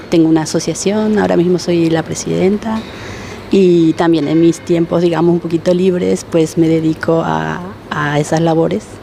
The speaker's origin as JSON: {"language": "Spanish", "country": "Paraguay", "tie": "born or raised there", "moved": "yes", "lives_now": "Spain", "said": "Yo nací en Paraguay y llevo 14 años aquí"}